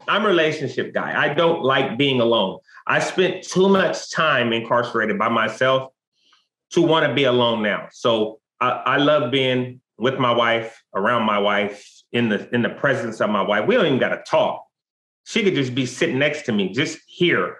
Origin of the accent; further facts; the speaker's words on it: West Coast, United States; I'm from the West Coast